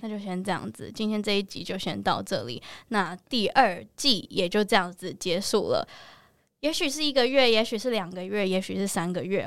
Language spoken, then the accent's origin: Chinese; Taiwan; 我是在台湾长大的台湾人，我不是在美国长大的亚洲人